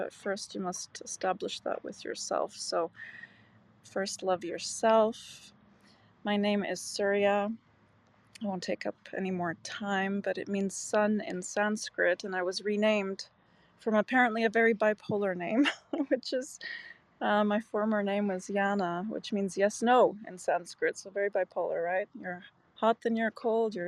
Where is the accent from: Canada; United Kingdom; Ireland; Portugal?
Canada; also born or lived in Macau, China; now in Czech Republic; I'm in the Czech Republic. I grew up in Canada.